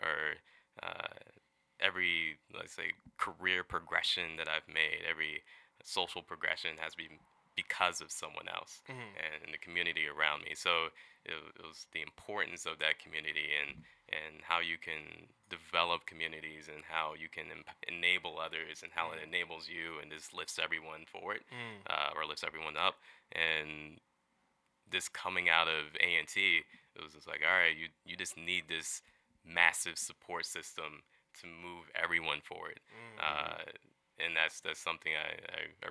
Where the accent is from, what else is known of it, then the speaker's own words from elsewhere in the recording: Columbia, Maryland, United States; now in Seattle, United States; I am originally from Columbia, Maryland